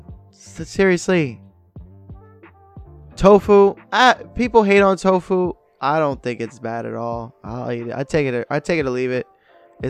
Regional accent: United States; me being American

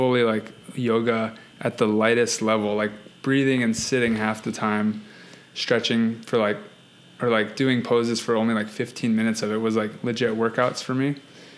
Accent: Hawaii, United States; I'm from Hawaii, so that's why we didn't travel. We didn't travel growing up because I grew up in a vacation spot.

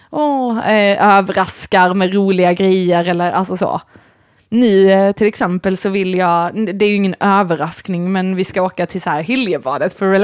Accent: Sweden; Men sen, jag vet inte om det är så här att vi är väldigt svenskar.

